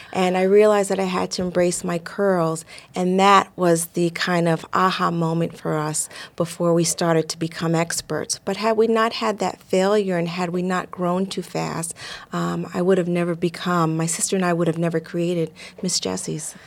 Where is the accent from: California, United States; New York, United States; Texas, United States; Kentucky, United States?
New York, United States; Growing up in New York in the seventies